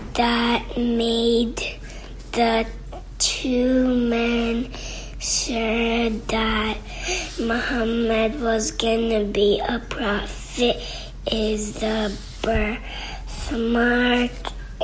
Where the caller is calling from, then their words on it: Virginia, United States; I am listening from Virginia